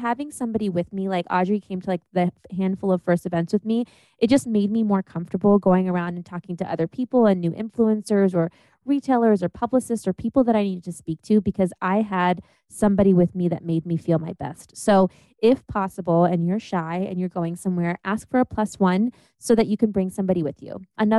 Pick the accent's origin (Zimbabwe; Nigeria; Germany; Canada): Germany; born there; I was born in Germany, and then they had to like transfer stuff to the US.